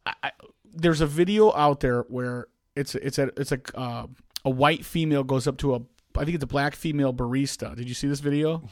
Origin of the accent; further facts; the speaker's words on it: South Holland, Illinois, United States; I came all the way from Thornwood High School, um, which, where I came from, um, uh, I think it's one hundred eighty-seventh and roughly, um, South Park in, in South Holland